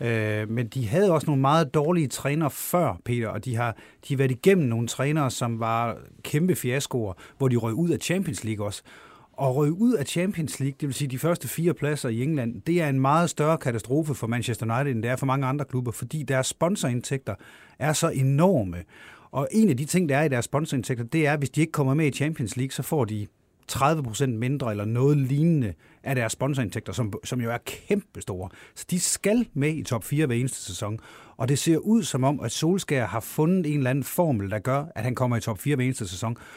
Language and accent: Danish; Jutland, Denmark; moved away as an adult; now in Copenhagen, Denmark; jeg er sådan født jøde, men lige så meget københavner i dag